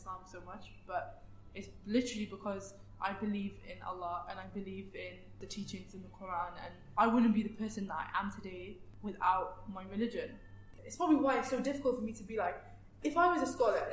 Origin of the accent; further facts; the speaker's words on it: Wales, United Kingdom; as someone that's born and raised in Wales, in the UK